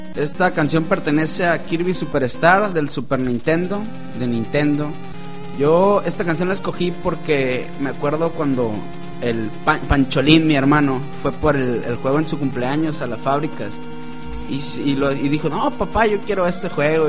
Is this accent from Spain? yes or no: no; Villa Unión, Sinaloa, Mexico; Yo soy de allá de Bionión